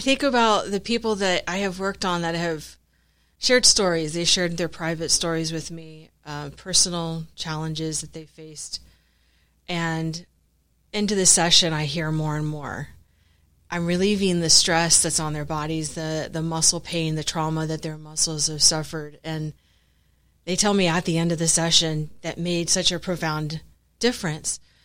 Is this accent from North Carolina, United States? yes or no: no; Florida, United States; moved away as an adult; now in San Antonio, United States; I'm originally from Florida